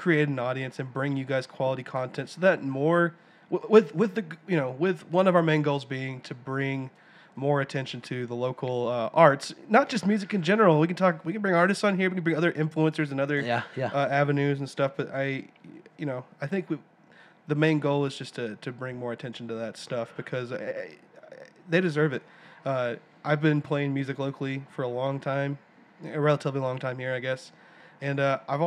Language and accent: English; Silsbee, Texas, United States; We hail from Silsbee, Texas, small town in southeast Texas.